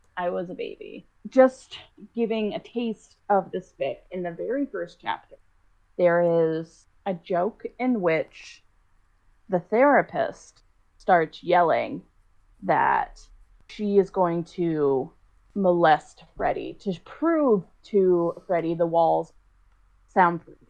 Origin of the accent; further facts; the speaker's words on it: Boston, Massachusetts, United States; I'm from Boston